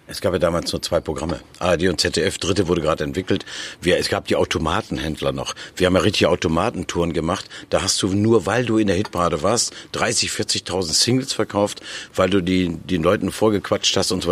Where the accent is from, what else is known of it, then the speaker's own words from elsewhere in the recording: Nordhorn, Lower Saxony, Germany; moved away as an adult; now in Berlin, Germany; Ich komme aus Nordhorn, da ist ein kleiner Fluss, die Fechte